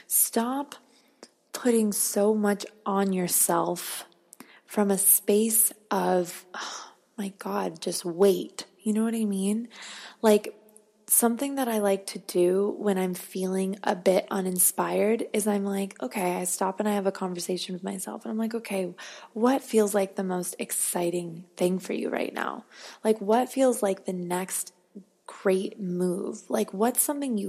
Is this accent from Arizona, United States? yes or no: yes; Arizona, United States; now in Los Angeles, United States; I'm from Arizona.